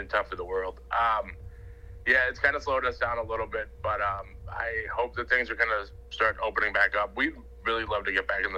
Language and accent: English; St. Louis, Missouri, United States; we're from St. Louis